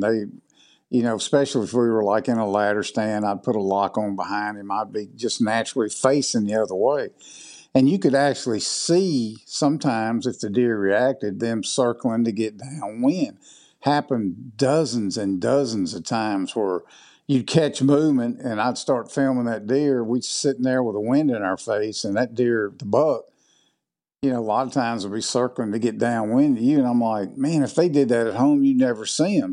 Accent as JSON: {"language": "English", "region": "Southwest Mississippi", "country": "United States", "tie": "born or raised there", "moved": "as an adult", "lives_now": "West Point, United States", "said": "I was born and raised in Mississippi down in the, kind of the southwest part. I live up in the northeast part now"}